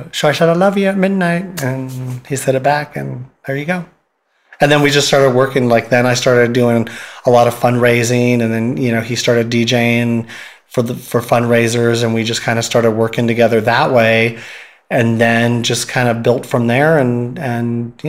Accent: San Francisco, California, United States; I grew up here in San Francisco

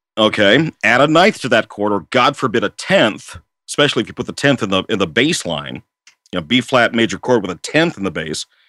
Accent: Washington, United States; also born or lived in Seattle / Port Orchard / Kennewick / Vancouver; lifelong resident of Washington State, I was born in Seattle, uh, and I grew up in uh, Seattle, uh, Port Orchard, Kennewick, Vancouver, uh, Kent, and then later Auburn.

